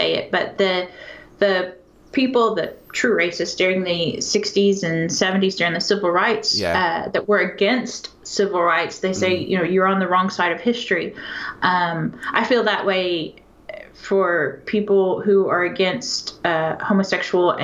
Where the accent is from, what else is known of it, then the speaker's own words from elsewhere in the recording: Texas, United States; I'm from Texas